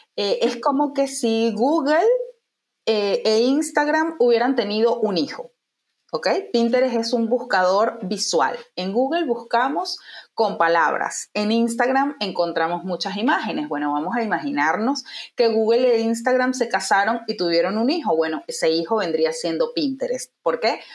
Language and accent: Spanish; Venezuela; moved away as an adult; now in Uruguay; soy venezolana